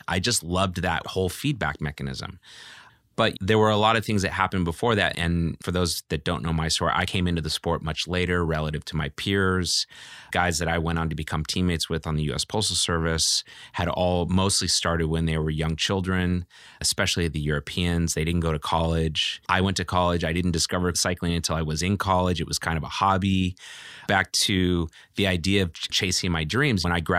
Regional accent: Walnut Creek, California, United States; also born or lived in Oakland; I grew up in Walnut Creek, California, okay. You know, after living in Oakland as a young child.

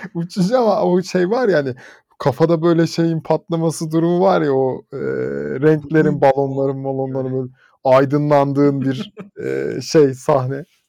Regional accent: Bursa, Turkey; bir Bursalı olarak

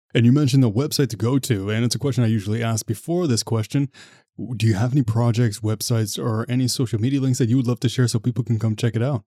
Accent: Ottawa, Ontario, Canada; I'm from Ottawa.

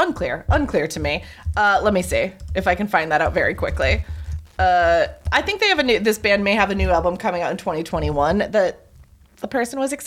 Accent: Ithaca, New York, United States; growing up in Ithaca

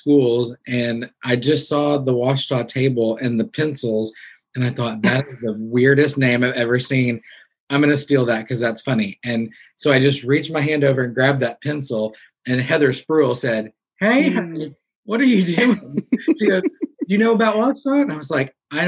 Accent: Missouri, United States; moved away as an adult; also born or lived in Arkansas / Nashville, Tennessee; growing up in Missouri

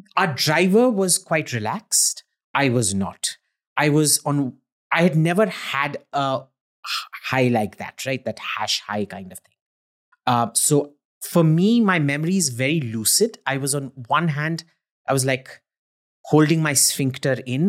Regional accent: India; I'm an Indian

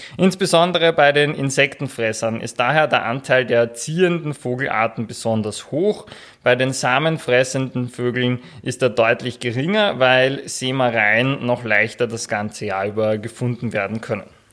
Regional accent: Austria; bei uns in Österreich

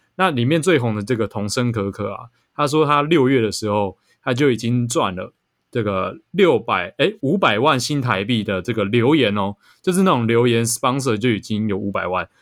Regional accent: Taiwan; 我们台湾人口很密集

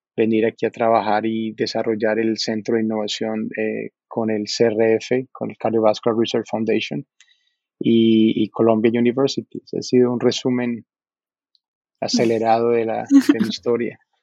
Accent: Medellín, Antioquia, Colombia; moved away as an adult; also born or lived in New York; now in United States; yo nací en, en Medellín, eh, soy colombiano

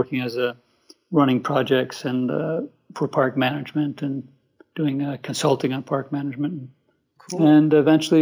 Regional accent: East Coast, United States; moved away as an adult; also born or lived in American West / Mongolia; I'm an American and was born on the East Coast.

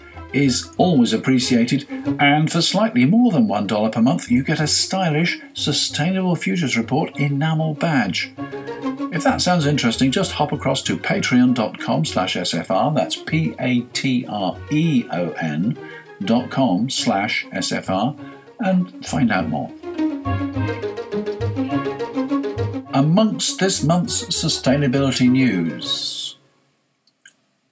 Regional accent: United Kingdom; I'm British

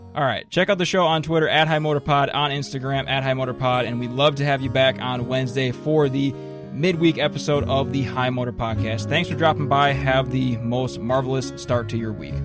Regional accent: Minnesota, United States; I grew up in Minnesota

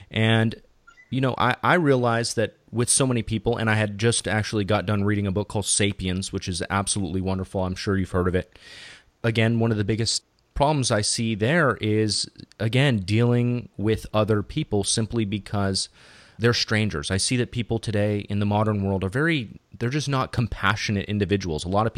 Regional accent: California, United States; now in Bay Area, United States; I live in the Bay Area right now, and I came from Southern California.

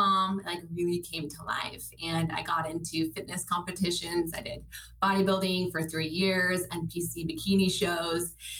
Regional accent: Minnesota, United States; Born and raised in Minnesota. I actually grew up as an athlete.

